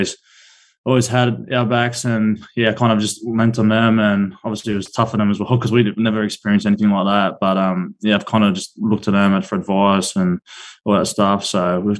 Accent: Penrith, New South Wales, Australia; also born or lived in Coogee; I grew up out in Glenmore Park out west.

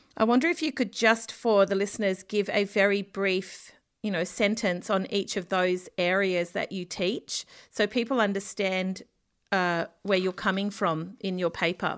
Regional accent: Australia; I'm an Australian journalist, freelance

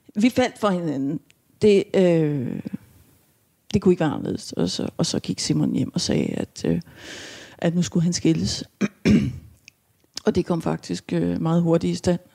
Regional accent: Sengeløse, Capital Region of Denmark, Denmark; also born or lived in Vesterbro; jeg kommer fra Tostrup, fra Sengeløse, som er sådan altså i, som dengang i hvert fald var meget landligt

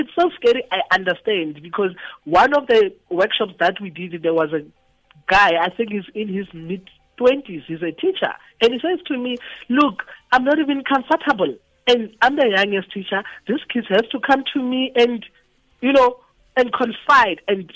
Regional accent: Itsoseng, North West, South Africa; moved away; Where I come from, I'm from Itu Seng.

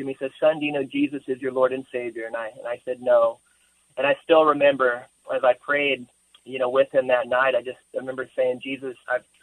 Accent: Rolla, Missouri, United States; moved away; I grew up in a town called Rolla, Missouri

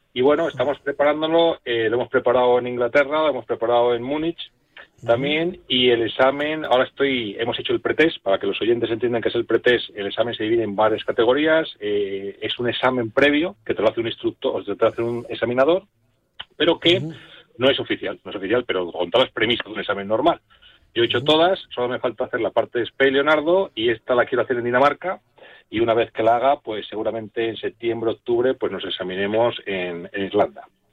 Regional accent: Rionegro del Puente, Castile and León, Spain; yo me crié en Río Negro, Cejas

